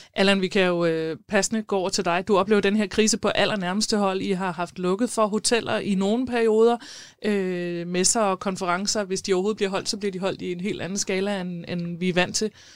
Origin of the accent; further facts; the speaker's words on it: South Zealand, Denmark; moved away; jeg kommer fra Sydsjælland, og når jeg er nede øh, omkring på mine forældres egen øh, syd for Næstved